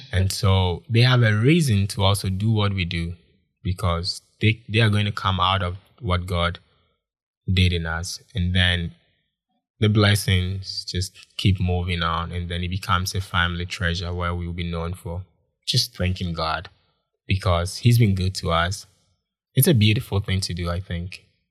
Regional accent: Konongo, Ashanti, Ghana; moved away as an adult; also born or lived in Kumasi / Accra; now in Changchun, China; I'm from Ghana, West Africa, and I grew up in a lot of places. I grew up in Kumasi, I grew up in Accra, but I was born in a town called Konongo.

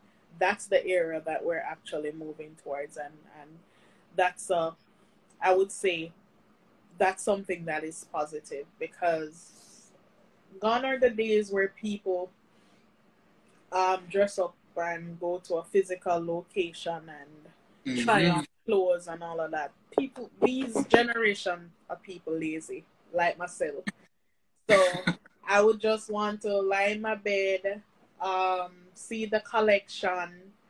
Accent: Saint Catherine, Jamaica; Even when, because I'm from St. Catherine, when I was on lockdown, I find an excuse, I pass the borders, and I still try and deliver.

